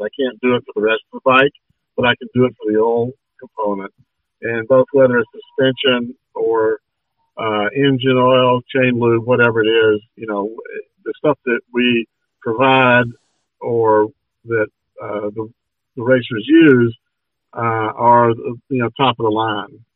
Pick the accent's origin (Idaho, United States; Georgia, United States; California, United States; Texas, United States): Georgia, United States; born and raised in Georgia